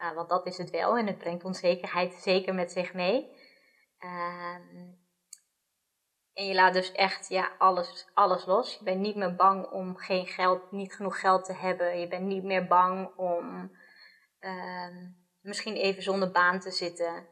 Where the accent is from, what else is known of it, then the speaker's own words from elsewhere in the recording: Netherlands; ik opgegroeid ben in Nederland